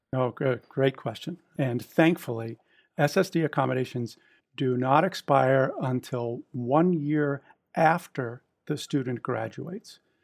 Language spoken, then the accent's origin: English; just outside of Boston, Massachusetts, United States; I was born and raised just outside of Boston